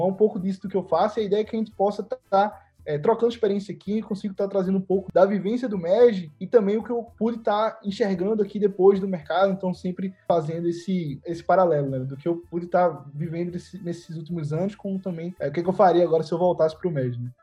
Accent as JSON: {"language": "Portuguese", "town": "Recife", "region": "Pernambuco", "country": "Brazil", "said": "sou aqui de Recife"}